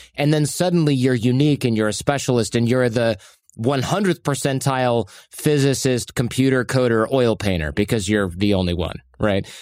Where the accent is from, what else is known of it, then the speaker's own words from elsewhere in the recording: Michigan, United States; moved away as an adult; also born or lived in California; now in New York, United States; I grew up in a less rural area, suburban Michigan